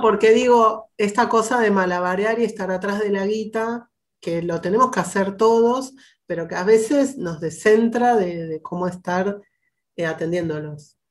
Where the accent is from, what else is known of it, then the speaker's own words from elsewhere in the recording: Argentina; yo como argentina blanca